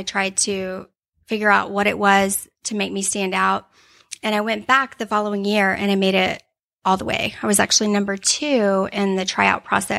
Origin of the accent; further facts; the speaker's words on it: Millington, Tennessee, United States; born there; I'm actually... considered a military brat. My father was in the Navy, and I was born in Millington, Tennessee, and Justin Timberlake was too, so, you know.